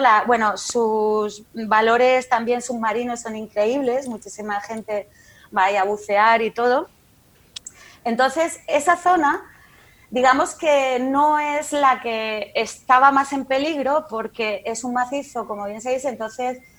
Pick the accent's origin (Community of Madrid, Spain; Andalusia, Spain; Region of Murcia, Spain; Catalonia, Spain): Region of Murcia, Spain; como murciana